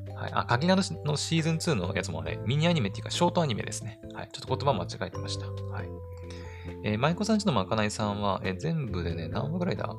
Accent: Aomori, Japan; 私自身がね、青森出身で、青森に住んでるから

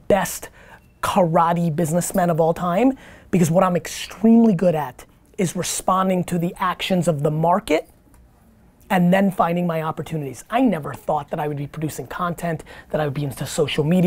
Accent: Edison, New Jersey, United States; English is a second language; also born or lived in Queens, New York; I wasn't born in America. I came here when I was 3, and when I moved to Edison, New Jersey

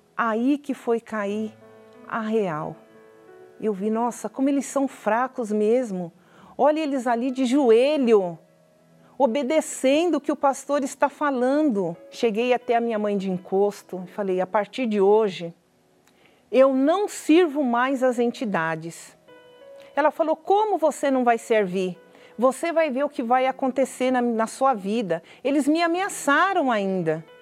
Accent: São Bernardo do Campo, São Paulo, Brazil; eu sou de São Bernardo do Campo, estado de São Paulo.

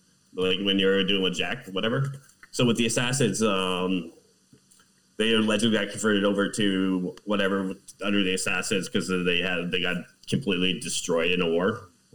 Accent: Canada; I'm Canadian

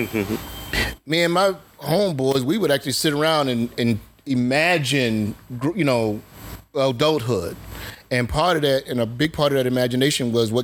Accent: Eatonville, Florida, United States; We grew up in Eatonville, the oldest black incorporated town in America

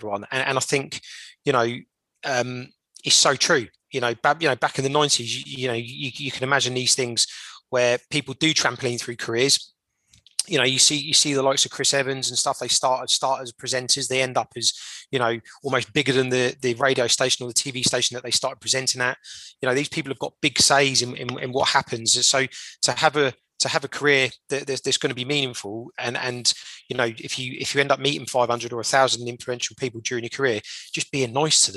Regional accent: Portsmouth, South East England, United Kingdom; we are 2 lads from Portsmouth

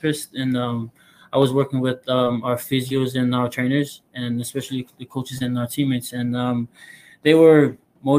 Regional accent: American Samoa; moved away as an adult; also born or lived in Hawaii / Alaska; now in Utah, United States; I'm originally from American Samoa. I was born in Hawaii, but I was raised back in American Samoa

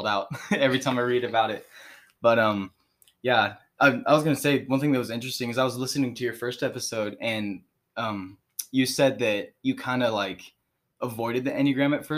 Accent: Springfield, Missouri, United States; I'm from right here in Springfield, Missouri

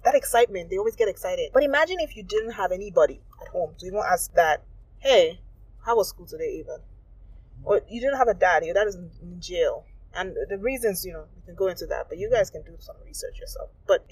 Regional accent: Nigeria; moved away as an adult; as an African growing up in Nigeria

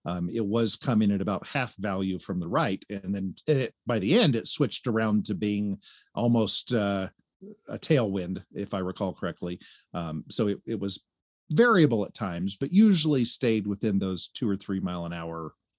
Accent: Tennessee, United States; I'm from Tennessee. Let me do the math.

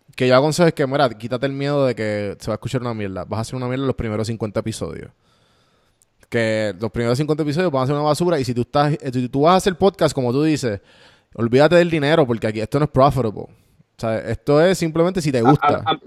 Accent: Puerto Rico; mi roommate es, boricua, los dos somos boricua

